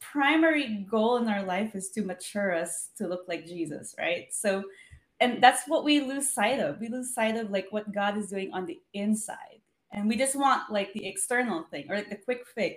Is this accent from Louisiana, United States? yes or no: no; Los Angeles, California, United States; I'm from Los Angeles